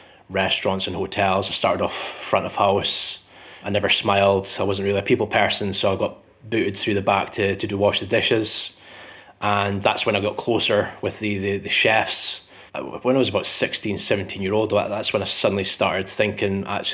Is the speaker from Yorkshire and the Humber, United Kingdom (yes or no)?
no; Scottish Borders, Scotland, United Kingdom; also born or lived in Edinburgh; I'm originally from Edinburgh, but I grew up in the Scottish Borders.